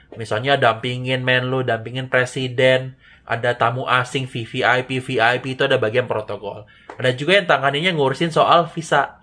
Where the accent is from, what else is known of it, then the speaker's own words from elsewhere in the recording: Padang, West Sumatra, Indonesia; moved away as an adult; also born or lived in Yogyakarta; Aku orang Padang tapi kuliah di Jogja